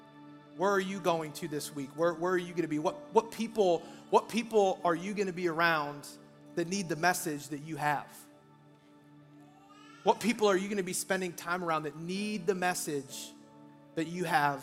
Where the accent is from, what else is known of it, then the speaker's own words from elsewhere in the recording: Iowa, United States; I'm from Iowa. I used to work at a place after I graduated high school